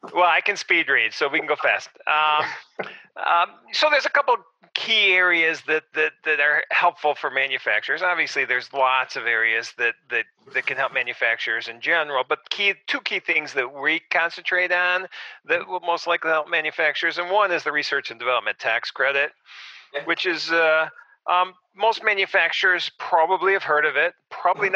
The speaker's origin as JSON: {"language": "English", "town": "Arlington Heights", "region": "Illinois", "country": "United States", "tie": "born or raised there", "said": "I grew up in Arlington Heights, a suburb of Chicago, and I still live in Arlington Heights"}